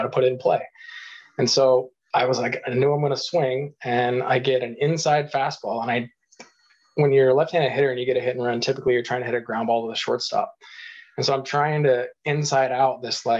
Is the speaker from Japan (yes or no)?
no; Eastern Washington, United States; growing up in Eastern Washington